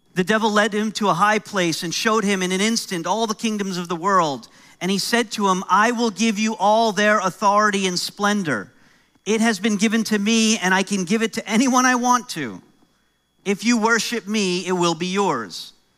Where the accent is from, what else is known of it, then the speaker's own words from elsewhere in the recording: New York, United States; accent: American; now in Canada; I'm originally from New York, so I'm American